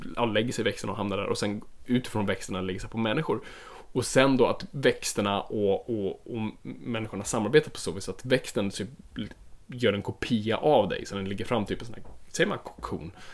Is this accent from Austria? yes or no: no; Finland; Jag är finländare